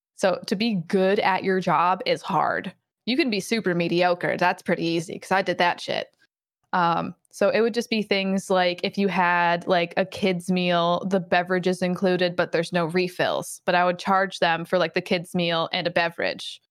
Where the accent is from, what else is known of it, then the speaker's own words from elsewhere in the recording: Michigan, United States; I'm from Michigan